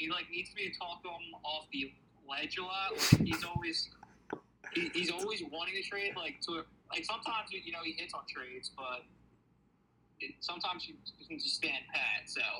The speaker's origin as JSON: {"language": "English", "town": "Philadelphia", "region": "Pennsylvania", "country": "United States", "tie": "born or raised there", "accent": "Philly accent", "said": "I was born in Philly, so I lived in Longcrest until I was, like, in first grade."}